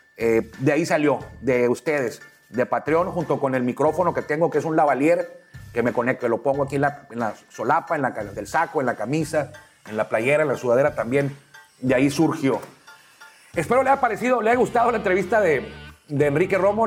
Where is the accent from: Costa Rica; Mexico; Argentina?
Mexico; yo soy mexicano